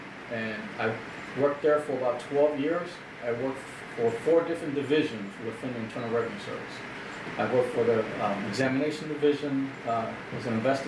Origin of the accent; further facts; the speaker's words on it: Chicago, Illinois, United States; now in Aurora, United States; I'm from Chicago originally, born and raised in Chicago. Moved out here in 2004 with my family.